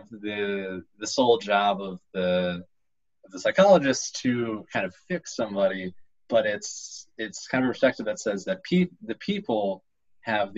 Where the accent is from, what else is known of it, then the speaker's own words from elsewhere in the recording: United States; I'm an American